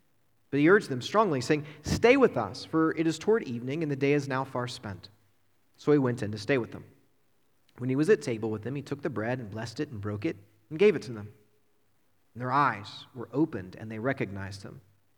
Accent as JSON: {"language": "English", "area": "Lincoln County", "region": "West Virginia", "country": "United States", "tie": "born or raised there", "also_born_or_lived": "Morgantown, West Virginia", "moved": "as an adult", "said": "I was born and raised in West Virginia, out Lincoln County, and got married and moved up to Morgantown about 15-16 years ago"}